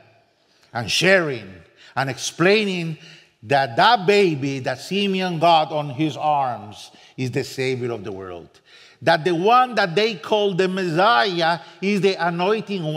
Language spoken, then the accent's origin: English; San José, Costa Rica; first language Spanish; English is a second language; moved away as an adult; now in Spain; I'm from Costa Rica, San Jose